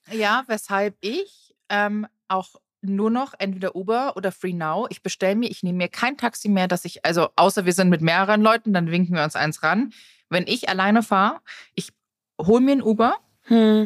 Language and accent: German; Tegernsee, Bavaria, Germany; Wir als, als Jugendliche am Tegernsee